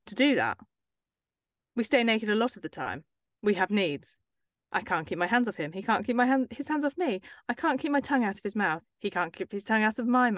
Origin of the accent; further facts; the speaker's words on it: England, United Kingdom; we're English